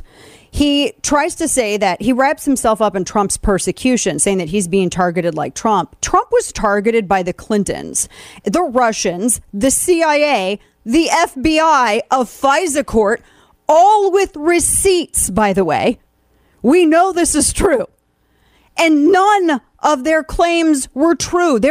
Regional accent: Missouri, United States; moved away as an adult; now in Texas, United States; I was born and raised in Missouri

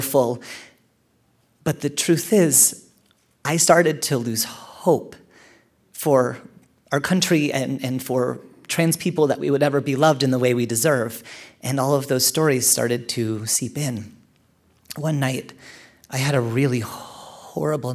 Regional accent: Canada; I'm Canadian

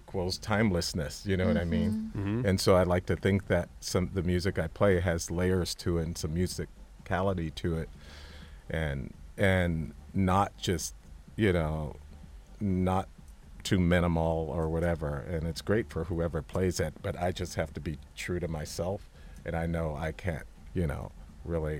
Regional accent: Santa Monica, California, United States; I grew up a skater in Santa Monica.

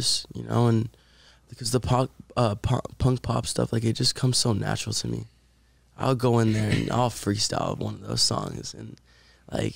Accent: Puerto Rico; now in Los Angeles, United States; we're both from Puerto Rico

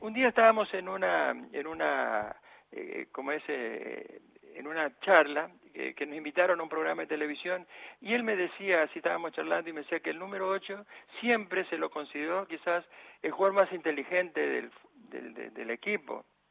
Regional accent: Goya, Corrientes, Argentina; moved away as an adult; also born or lived in El Paraíso, Formosa, Argentina; now in Buenos Aires, Argentina; lo que yo recuerdo y lo que mamé, aprendí a caminar y todo ahí en Goya.

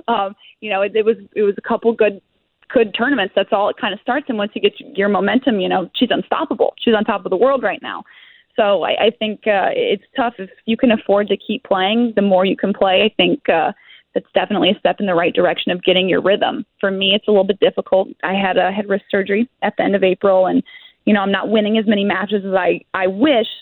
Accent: Ohio, United States; I'm from Ohio

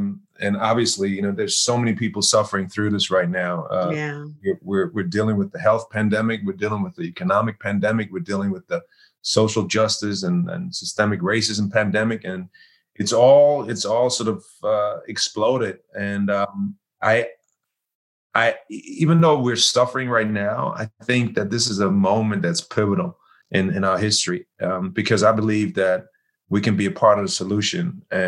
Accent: Germany; My mom's German. My father's from Ghana, Africa. And so I grew up in Germany.

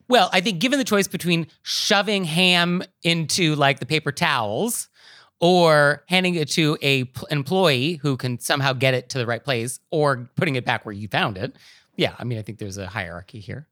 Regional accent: West Coast, United States; born or raised there; now in New York City, United States

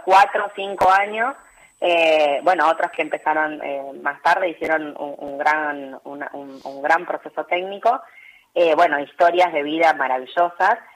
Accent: Chascomús, Buenos Aires Province, Argentina; en Chascomús, en mi pueblo

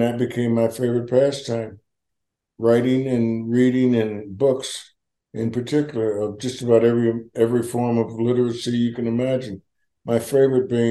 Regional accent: East Orange, New Jersey, United States; moved away; also born or lived in Newark, New Jersey / California; I was born in Newark and raised in East Orange, New Jersey

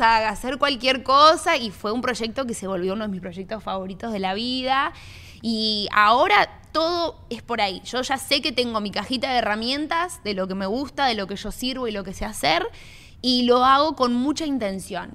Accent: Miami, Florida, United States; also born or lived in Argentina; yo soy argentina, pero me crié acá en Miami.

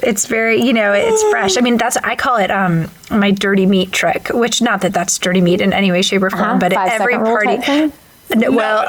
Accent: Long Island, New York, United States; moved away; also born or lived in the South; I grew up in Long Island, but, you know, I've made my way around the South.

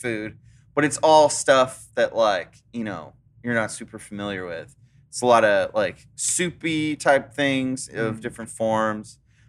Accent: California, United States; Growing up in California, it's like, I just wish I could smoke some weed.

